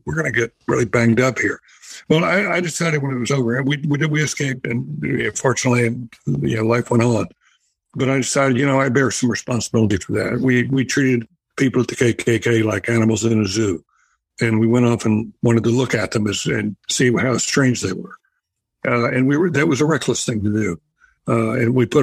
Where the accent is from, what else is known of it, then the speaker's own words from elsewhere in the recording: North Carolina, United States; it was back in my home state of North Carolina. I grew up in the South